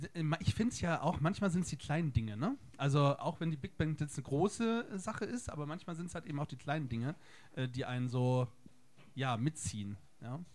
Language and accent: German; Bremen, Germany; moved away; also born or lived in Berlin; ich komme aus Bremen